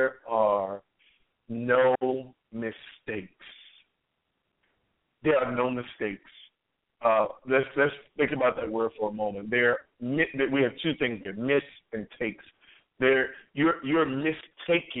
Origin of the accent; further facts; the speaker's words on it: New York, United States; we come to Virginia from New York